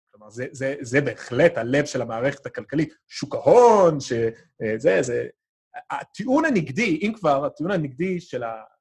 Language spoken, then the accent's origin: Hebrew; United States; בתור אמריקאי שלא גדל בקיבוץ